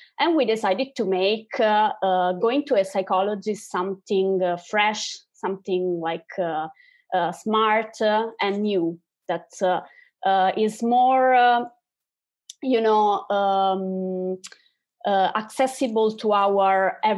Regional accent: Italy; especially here in Italy, we are from Italy

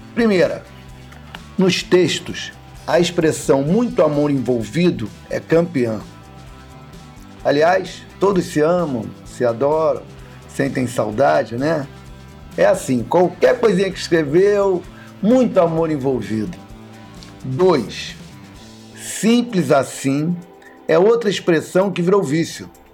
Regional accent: Rio de Janeiro, Brazil; Nasci em Madureira, não nasci em Nova York

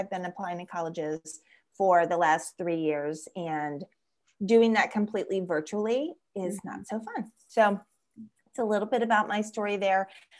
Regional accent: Florida, United States; but I am actually originally from South Florida. I was born in the Florida Keys. So that's pretty unique. Not many people are from the Florida Keys, and that makes me a conch.

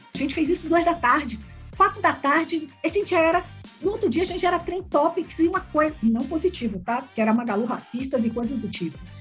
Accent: Salvador, Bahia, Brazil; now in São Paulo, Brazil; sou baiana, sou de Salvador, na Bahia

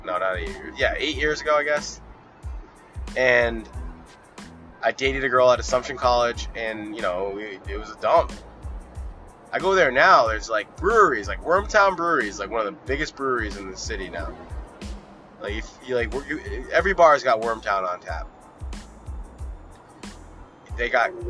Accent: Pawtucket, Rhode Island, United States; I was born in Pawtucket. We used to go see the 4th of July in Pawtucket, the fireworks.

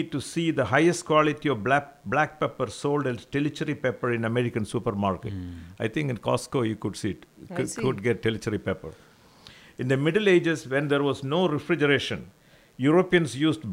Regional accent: Kappad, Kerala, India; my hometown. Kapard, it is called Kapard.

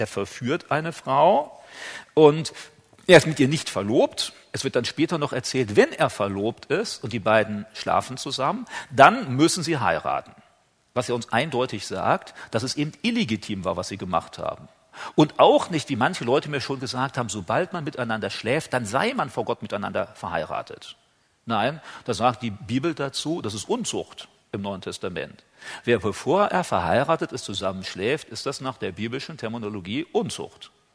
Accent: Germany; bei uns in Deutschland

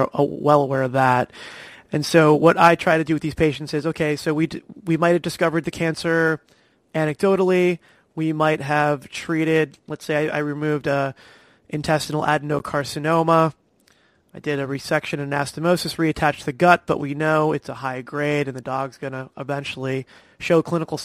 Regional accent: New Jersey, United States; also born or lived in Long Island, New York; now in Florida, United States; I grew up in New Jersey

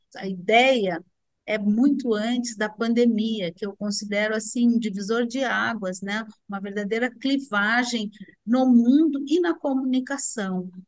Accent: Rio Grande do Sul, Brazil; sou gaúcha

